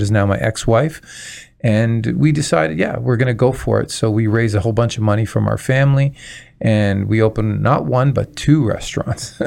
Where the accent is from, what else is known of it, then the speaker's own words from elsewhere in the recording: Toronto, Ontario, Canada; now in Windsor, Canada; originally I'm from Toronto